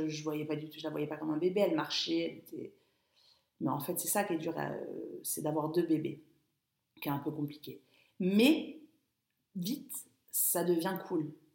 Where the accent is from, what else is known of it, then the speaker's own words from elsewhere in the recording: Biot, Provence-Alpes-Côte d'Azur, France; moved away as an adult; also born or lived in London; je suis arrivée à Biot, donc ma ville natale